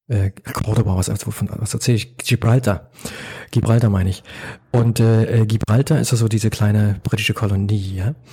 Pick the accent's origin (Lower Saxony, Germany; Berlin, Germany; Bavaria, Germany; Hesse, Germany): Berlin, Germany; also born or lived in London, United Kingdom / Oslo, Norway / Lima, Peru; Ich bin ja, ja geborener Berliner. Ich ich fast nur in der Stadt gelebt. Ich habe in London, in Oslo, in Lima, in Berlin gelebt und jetzt lebe ich ja hier.